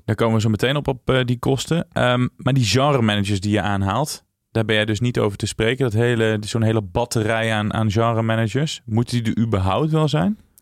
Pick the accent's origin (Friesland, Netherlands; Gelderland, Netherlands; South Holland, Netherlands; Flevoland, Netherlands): Gelderland, Netherlands; Tiel; Dus ik kom uit de Betuwe